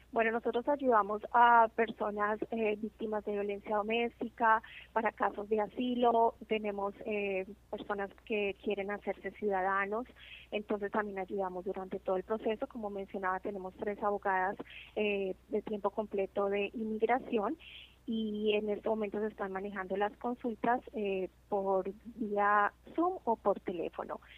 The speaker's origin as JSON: {"language": "Spanish", "country": "Colombia", "moved": "yes", "lives_now": "New Jersey, United States", "said": "yo soy de Colombia y es un orgullo para mí como latina"}